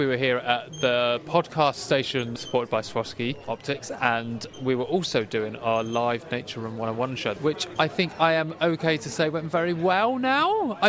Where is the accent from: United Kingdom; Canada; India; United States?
United Kingdom; as a British guy